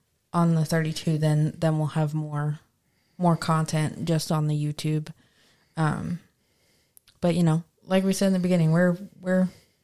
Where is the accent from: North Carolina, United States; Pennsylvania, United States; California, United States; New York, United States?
Pennsylvania, United States; Newtown Square; now in Florida, United States; I grew up in Newtown Square.